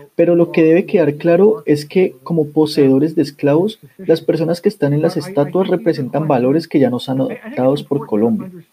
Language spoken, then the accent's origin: Spanish; New York, United States; also born or lived in North Carolina; Aunque crecí en Nueva York, asistí a la Universidad de Carolina del Norte